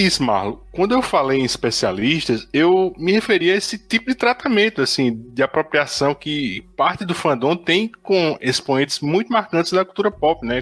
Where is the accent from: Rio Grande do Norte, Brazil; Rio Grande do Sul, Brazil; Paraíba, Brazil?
Paraíba, Brazil; Campina Grande; Eu sou de Campina Grande, na Paraíba